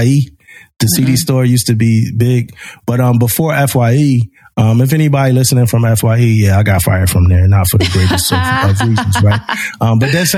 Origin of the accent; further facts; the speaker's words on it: Philadelphia, Pennsylvania, United States; I was young, you know, growing up in Philly, like it's different